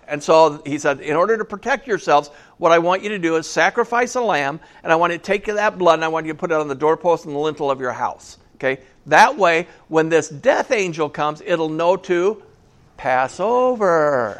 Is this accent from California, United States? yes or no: yes; California, United States; I'm from California.